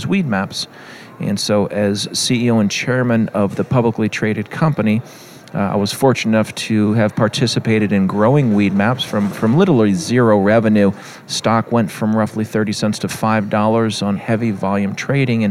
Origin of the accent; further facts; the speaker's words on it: California, United States; I'm from California